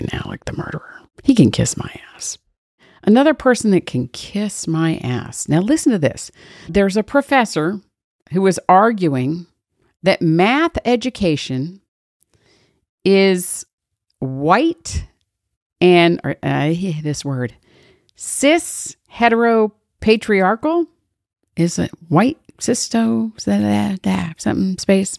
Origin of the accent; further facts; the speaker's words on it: Georgia, United States; my home state